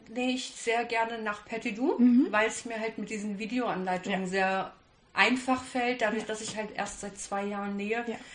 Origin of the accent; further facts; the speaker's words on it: Kassel, Hesse, Germany; ich bin 34 Jahre alt und ich komme aus Kassel.